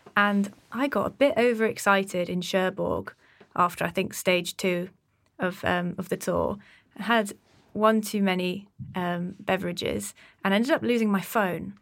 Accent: Exeter, South West England, United Kingdom; my hometown in Exeter

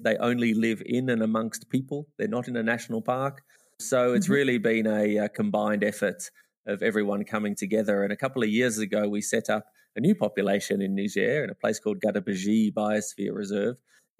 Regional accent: Australia; now in Namibia; because I'm an Australian by trade, but living in Namibia.

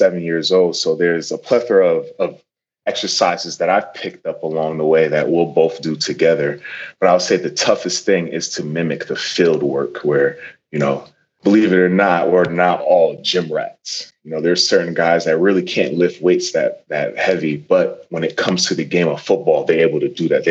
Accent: Norwalk, Connecticut, United States; I grew up in Norwalk, Connecticut

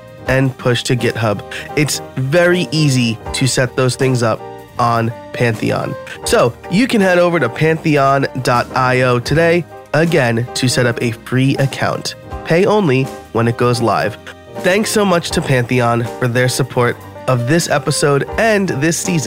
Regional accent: Middletown, New York, United States; now in Pennsylvania, United States; I'm from New York originally

